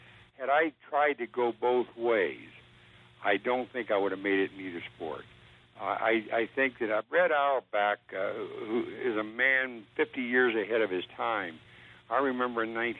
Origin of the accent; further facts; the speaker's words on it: Columbus, Ohio, United States; In Columbus, Ohio.